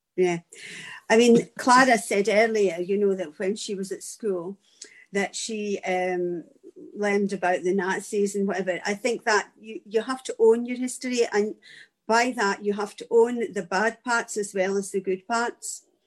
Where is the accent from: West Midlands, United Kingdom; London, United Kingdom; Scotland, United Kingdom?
Scotland, United Kingdom